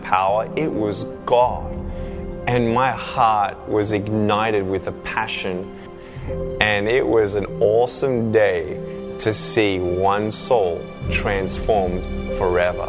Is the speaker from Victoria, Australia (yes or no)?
yes; Melbourne, Victoria, Australia; I was born in Melbourne, Australia